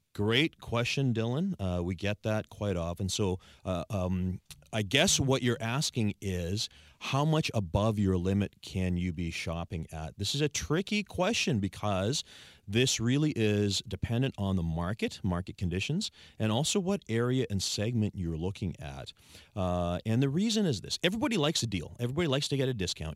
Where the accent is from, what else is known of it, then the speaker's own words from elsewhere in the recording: Saanich, British Columbia, Canada; I was born and raised in Sanish, Sanish resident